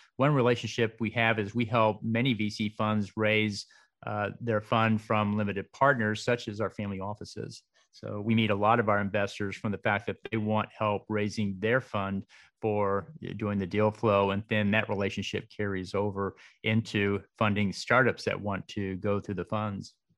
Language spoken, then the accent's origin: English; Dallas, Texas, United States; also born or lived in Waco; now in Austin, United States; I was raised in Dallas